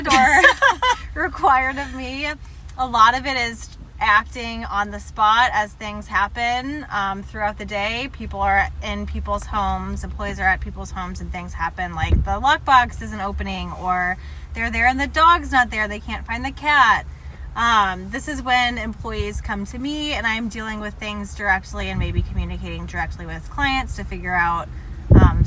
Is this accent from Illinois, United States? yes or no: no; Kirkwood, Missouri, United States; I am originally from Kirkwood